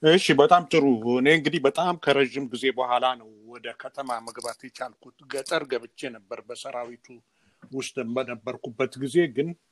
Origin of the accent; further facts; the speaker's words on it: Gondar, Amhara, Ethiopia; moved away as an adult; ወዳደግኩበት አካባቢ አዘዞ ጎንደር አካባቢ ሂጄ ስለነበር የኖርኩባትን ያደግኩባትን ቤት ሁሉ ስላየሁት